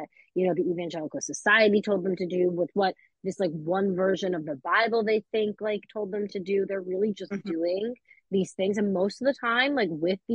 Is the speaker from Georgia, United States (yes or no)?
no; New York, United States; I'm a New Yorker